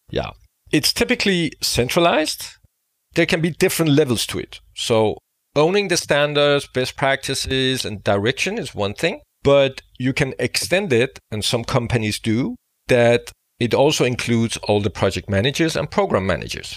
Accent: Denmark; I am from Denmark

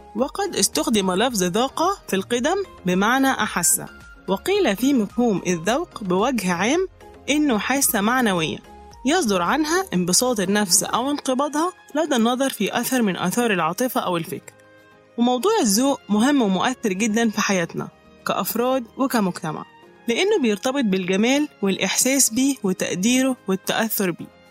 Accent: Egypt; إننا كمصريين

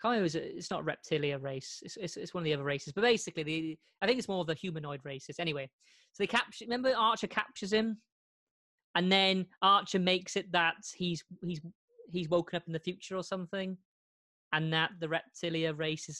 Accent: United Kingdom; being a Brit

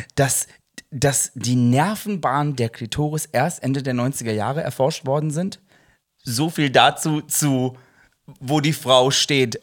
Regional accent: Ruhr area, North Rhine-Westphalia, Germany; wir kommen aus dem Ruhrgebiet

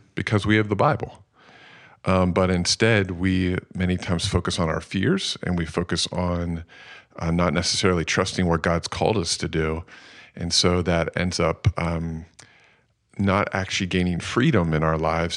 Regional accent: Phoenixville, Pennsylvania, United States; also born or lived in Lancaster, Pennsylvania; I grew up in Phoenixville

